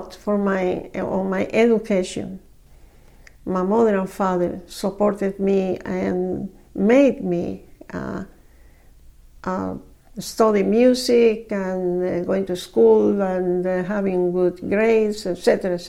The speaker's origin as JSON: {"language": "English", "region": "Camagüey", "country": "Cuba", "tie": "born or raised there", "also_born_or_lived": "Decatur / Plant City, Florida", "second_language": "English", "moved": "as an adult", "lives_now": "United States", "said": "I was born in Cuba, yes, in 1926"}